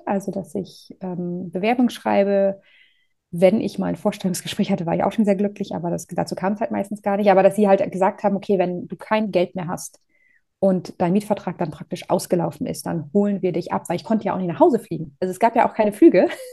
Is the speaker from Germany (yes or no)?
yes; Northern Germany, Germany; moved away as an adult; also born or lived in Groningen, Netherlands; ich komme aus Norddeutschland.